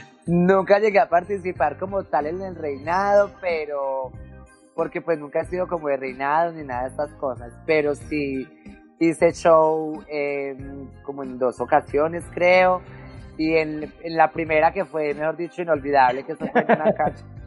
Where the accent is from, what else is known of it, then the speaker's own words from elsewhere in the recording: Medellín, Antioquia, Colombia; also born or lived in Bogotá / Puerto Berrío; es donde estoy viviendo en estos momentos, que es el Popular 1. Este es mi barrio de infancia, aquí fue donde me crié